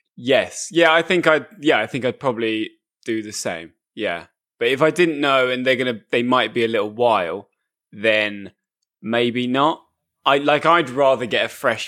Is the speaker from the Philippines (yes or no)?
no; England, United Kingdom